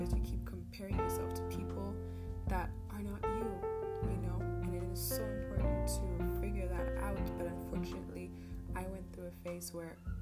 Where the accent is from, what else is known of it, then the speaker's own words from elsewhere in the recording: Germany; I'm from Germany.